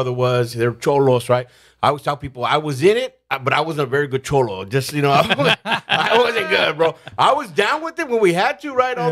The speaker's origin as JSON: {"language": "English", "town": "San Jose", "region": "California", "country": "United States", "tie": "born or raised there", "said": "I was raised in San Jose, you know, I'm from the north"}